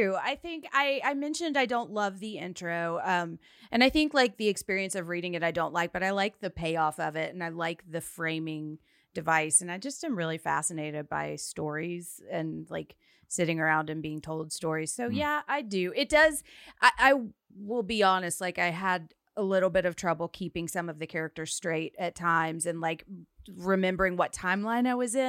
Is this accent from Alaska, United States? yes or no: no; Nashville, Tennessee, United States; accent: Nashville; Maybe I'll just use my own accent.